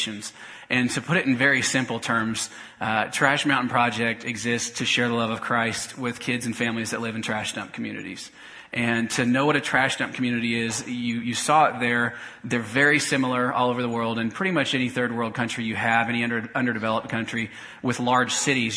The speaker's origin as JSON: {"language": "English", "town": "Topeka", "region": "Kansas", "country": "United States", "tie": "born or raised there", "moved": "as an adult", "said": "I grew up in Topeka and moved away about 6 years ago to go to seminary"}